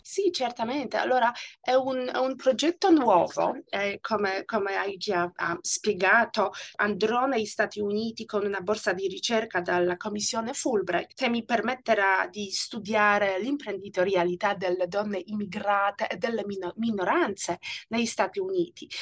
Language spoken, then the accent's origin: Italian; Poland; Italian is a second language; moved away as an adult; also born or lived in Italy / United States; now in Australia; Io sono nata in Polonia e il mio periodo al liceo e all'università ha coinciso con i cambiamenti geopolitici ed economici dell'Europa centrale